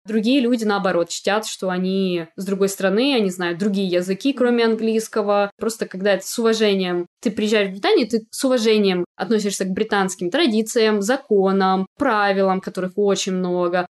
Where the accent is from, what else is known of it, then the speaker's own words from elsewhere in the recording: Ukraine; now in London, United Kingdom; я украинка